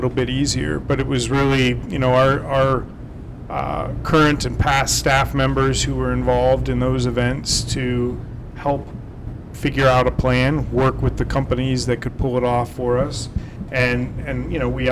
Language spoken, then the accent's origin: English; Philadelphia, Pennsylvania, United States; moved away as an adult; also born or lived in Arizona; now in Toledo, United States; I'm from the Philadelphia area